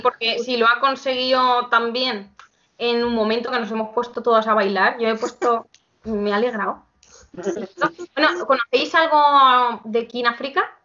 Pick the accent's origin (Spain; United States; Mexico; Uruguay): Spain; Albacete, Castilla-La Mancha; soy de Albacete